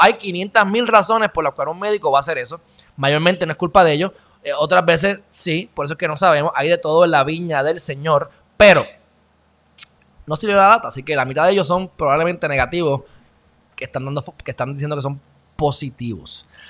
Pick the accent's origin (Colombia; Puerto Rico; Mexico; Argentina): Puerto Rico; un gran puertorriqueño